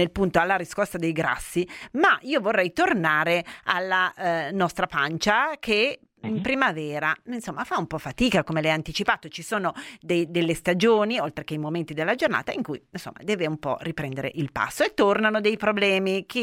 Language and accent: Italian; Turin, Piedmont, Italy; la menta, noi che tutte e due siamo di Torino, no?